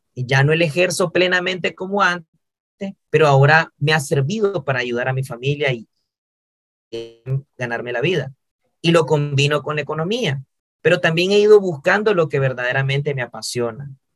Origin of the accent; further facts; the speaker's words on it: Nicaragua; mi país, en Nicaragua